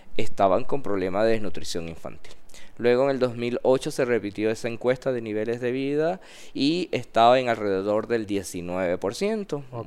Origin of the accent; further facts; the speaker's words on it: Panama; yo mandé mis documentos siendo panameño